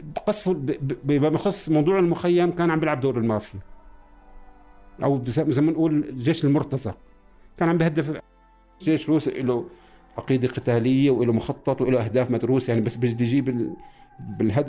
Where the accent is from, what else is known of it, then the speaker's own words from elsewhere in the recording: Damascus, Damascus Governorate, Syria; also born or lived in Palestine; فلسطيني مقيم بخيم اليرموك العمر 55 دراسة أنا خريج كلية زراعة إيه مولود بسوريا